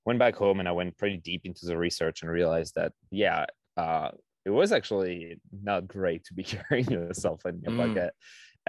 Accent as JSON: {"language": "English", "country": "France", "tie": "born or raised there", "moved": "yes", "lives_now": "United States", "said": "I grew up in France"}